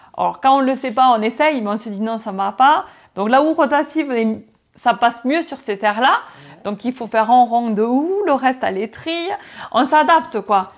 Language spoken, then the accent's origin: French; France; on a nos règles à respecter en tant que Français